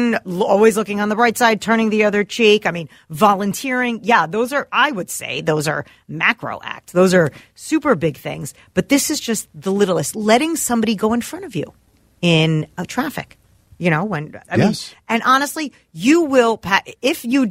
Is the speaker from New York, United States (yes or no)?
no; New Jersey, United States; now in Minnesota, United States; I'm from New Jersey